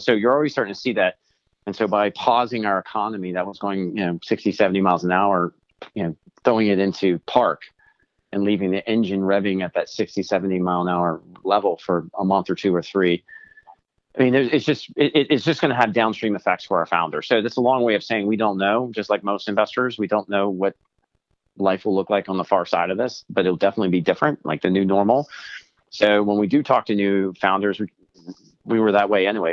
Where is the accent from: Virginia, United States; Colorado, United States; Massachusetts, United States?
Virginia, United States; I'm from Virginia